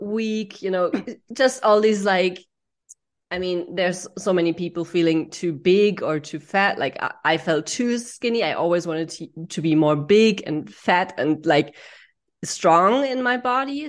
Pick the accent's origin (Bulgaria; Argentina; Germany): Germany; I grew up in Germany